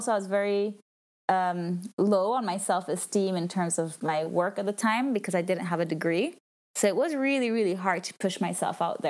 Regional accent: Italian-speaking Switzerland, Switzerland; moved away; I'm from Switzerland, but I'm from the Italian speaking part, and I speak French

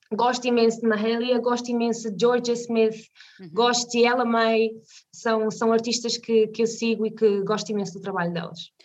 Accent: Vila Nova de Tazem, Centro, Portugal; also born or lived in Viseu; now in Canas de Senhorim, Portugal; nasci em Viseu, mas vivi 13 anos uh, numa zona chamada, numa vila chamada Vila Nova de Tazem

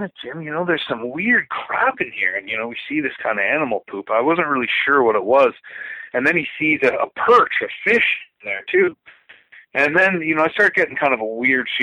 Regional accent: Ontario, Canada; close to where I grew up in Ontario

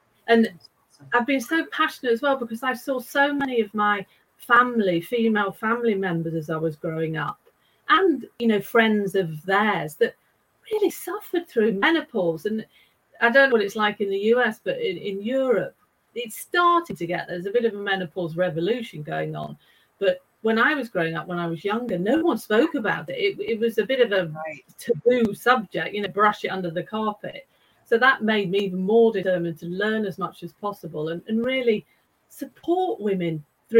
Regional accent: United Kingdom; now in Stockholm, Sweden; I am actually British

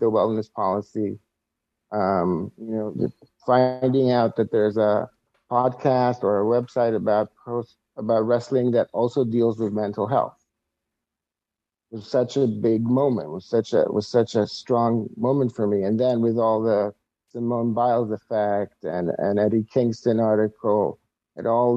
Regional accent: Israel; moved away as an adult; now in United States; I'm originally from Israel, where I lived most of my life. I'm 44, so almost 40 years there. As a wrestling fan, grew up as a wrestling fan in Israel.

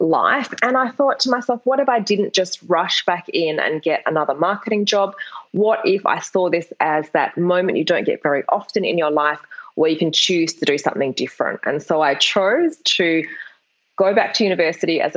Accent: Perth, Western Australia, Australia; I'm from Perth in Australia. It's a really small capital city. And when I graduated from high school, there were no universities offering creative writing degrees

